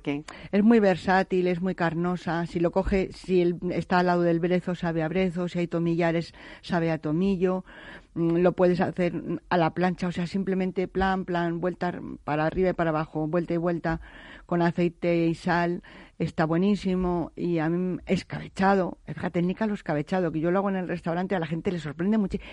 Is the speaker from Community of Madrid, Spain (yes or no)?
no; Navaleno, Castile and León, Spain; vengo de un pueblo de Soria, que es Navaleno, que yo siempre digo que es la cuna de la micología. En donde yo, yo he nacido y me he movido entre canastas de setas y trufa